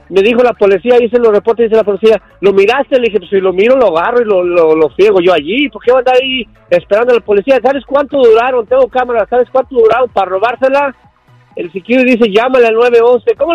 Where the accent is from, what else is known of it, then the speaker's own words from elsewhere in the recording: Michoacán, Mexico; now in United States; Soy de México, de Michoacán.